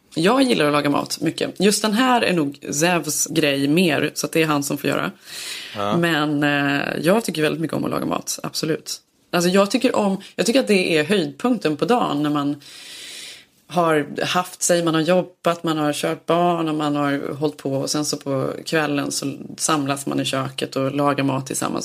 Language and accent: Swedish; Sweden; now in Los Angeles, United States; man söker sig till andra svenskar här